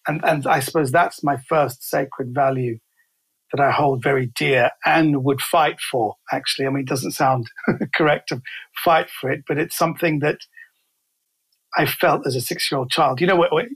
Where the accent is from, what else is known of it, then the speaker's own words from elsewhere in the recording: London, United Kingdom; I was raised in Kensington in London. So I'm a central London boy.